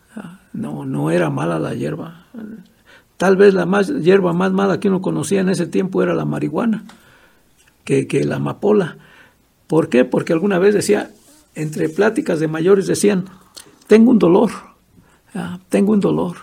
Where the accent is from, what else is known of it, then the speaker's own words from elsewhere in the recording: Erongarícuaro, Michoacán, Mexico; Nací aquí en Erongarícuaro